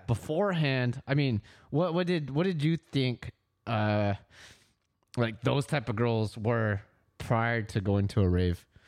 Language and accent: English; Fairfield, California, United States; we both grew up in Fairfield